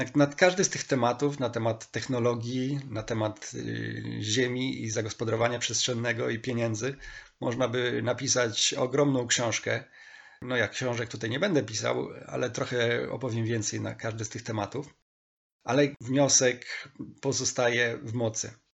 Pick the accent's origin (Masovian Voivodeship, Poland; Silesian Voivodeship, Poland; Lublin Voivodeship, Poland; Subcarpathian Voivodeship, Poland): Subcarpathian Voivodeship, Poland; Stalowa Wola; Tym miastem jest Stalowa Wola, moje rodzinne miasto